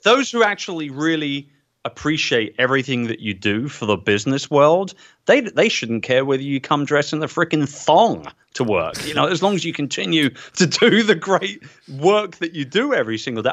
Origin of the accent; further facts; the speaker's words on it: England, United Kingdom; as an English guy